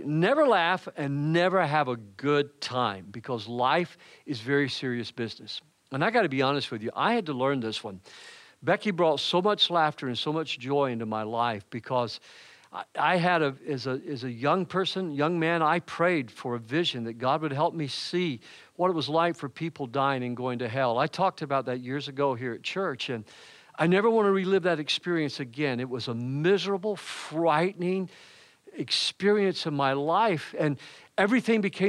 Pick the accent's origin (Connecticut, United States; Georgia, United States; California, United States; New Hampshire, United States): Georgia, United States; Macon; moved away; I am originally from Macon, Georgia.